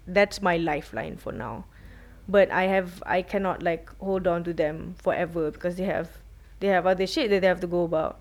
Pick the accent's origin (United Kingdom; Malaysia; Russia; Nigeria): Malaysia